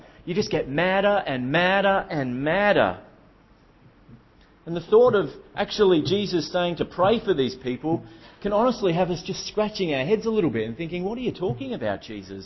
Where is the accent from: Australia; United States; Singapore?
Australia; Melbourne, Victoria; moved away; I come from Melbourne originally.